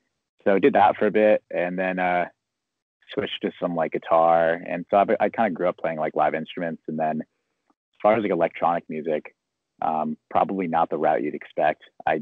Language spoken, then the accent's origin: English; San Diego, California, United States; So I'm from San Diego too. One of those rare people you find in San Diego that actually grew up here.